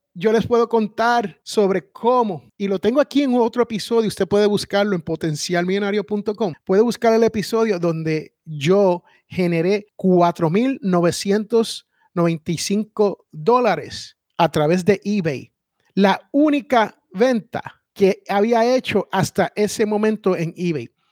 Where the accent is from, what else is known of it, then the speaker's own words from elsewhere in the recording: San Juan, Puerto Rico; en el barrio donde yo me crié, allá en Barrio Obrero, en San Juan, Puerto Rico